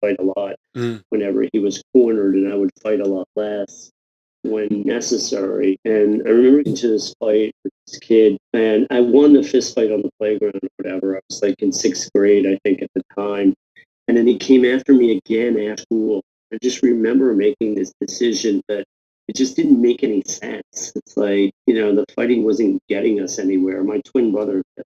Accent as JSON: {"language": "English", "area": "Fairfield County", "region": "Connecticut", "country": "United States", "tie": "born or raised there", "also_born_or_lived": "Atlanta / New York City / San Diego", "moved": "as an adult", "said": "I grew up in Fairfield County, Connecticut"}